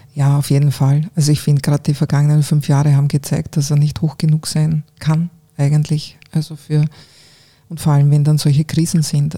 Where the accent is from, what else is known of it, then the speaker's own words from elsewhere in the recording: Eastern Styria, Austria; moved away as an adult; also born or lived in Graz; now in Vienna, Austria; Ich bin mhm. zwar aufgewachsen eben in einem kleinen Ort in der Oststeiermark